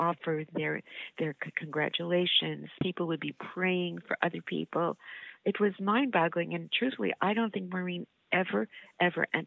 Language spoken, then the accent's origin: English; New York, United States; moved away as an adult; also born or lived in Montreal; I'm a New Yorker